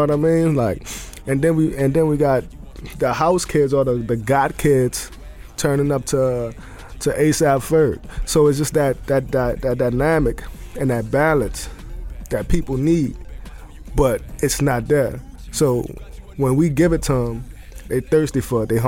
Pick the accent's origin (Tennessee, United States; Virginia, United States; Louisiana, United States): Louisiana, United States; New Orleans; I grew up in the French Quarter. I grew up in New Orleans, and uh, I was, I mean, being Latino, you always have, and New Orleans, you always have food around you.